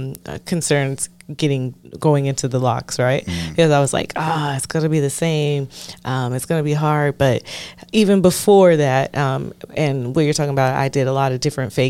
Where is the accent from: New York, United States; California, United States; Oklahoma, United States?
California, United States; I grew up in California